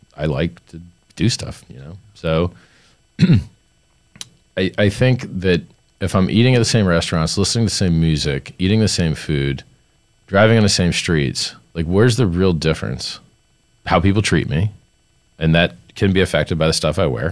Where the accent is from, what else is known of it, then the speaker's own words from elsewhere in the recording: Fort Lauderdale, Florida, United States; I grew up in Fort Lauderdale.